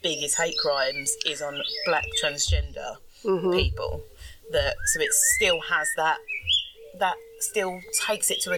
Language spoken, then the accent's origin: English; London, United Kingdom; I'm from London